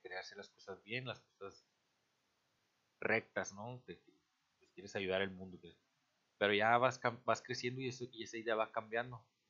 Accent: Mexico; somos un mexicano más en este país

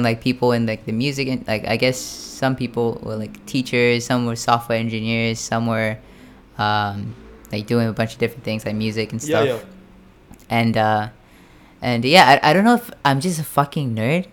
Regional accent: Fukuoka, Japan; I'm from Fukuoka.

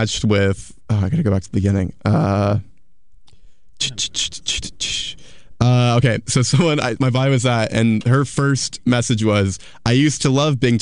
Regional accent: the South, United States; I am from the South

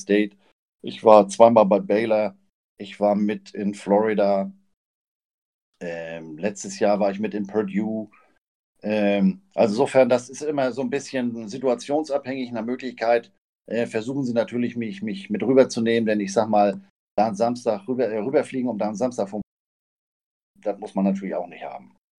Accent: Flensburg, Schleswig-Holstein, Germany; now in Hamburg, Germany; gebürtiger Flensburger, lebe in Hamburg

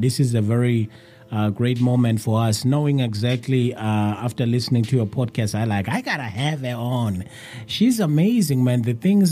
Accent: South Africa; I'm from South Africa

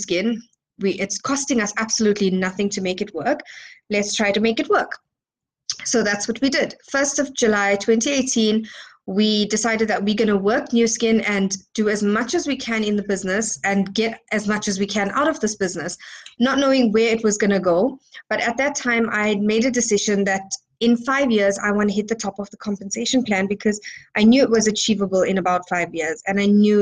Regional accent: Johannesburg, Gauteng, South Africa; I'm from Johannesburg, South Africa

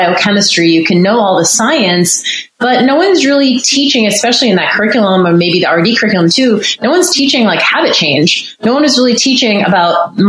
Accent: Boston, Massachusetts, United States; moved away as an adult; also born or lived in North Carolina; I grew up in Boston and actually went to North Carolina for school

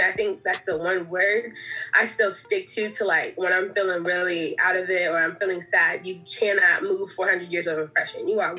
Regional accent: Nigeria; Like, I mean, I came from Nigeria, so I'm Nigerian

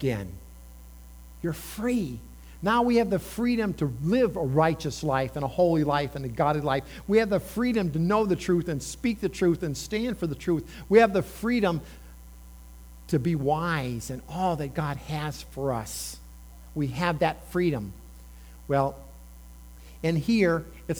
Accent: Indiana, United States; moved away; I grew up in Indiana. We had corns and soybean.

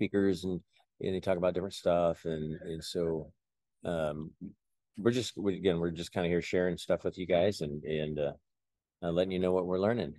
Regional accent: Robbins, Iowa, United States; Yeah, I'm from Robbins, Iowa

